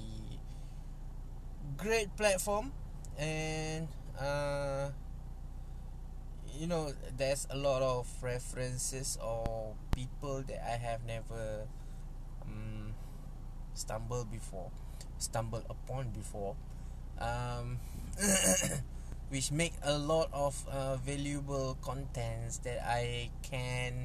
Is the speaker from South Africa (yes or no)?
no; Malaysia; English is a second language; I'm not a native speaker. I'm from Malaysia. I speak Malay all the time